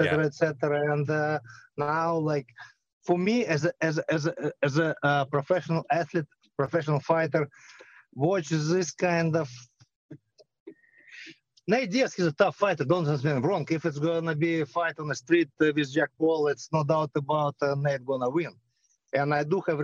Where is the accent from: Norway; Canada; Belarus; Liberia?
Belarus; moved away; I'm from Belarus. I grew up by Chernobyl